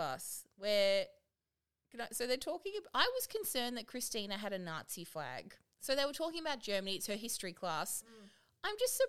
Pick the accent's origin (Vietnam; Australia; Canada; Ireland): Australia; I'm Australian.